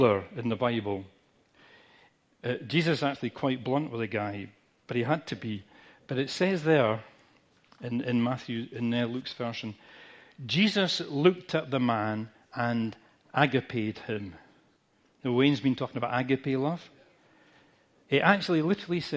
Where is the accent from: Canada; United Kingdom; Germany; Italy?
United Kingdom; we're British